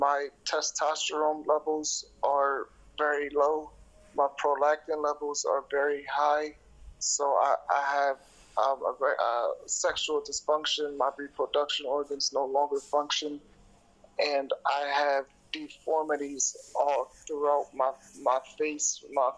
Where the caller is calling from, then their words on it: Bear, Delaware, United States; I am in Bear, Delaware, in the United States of America.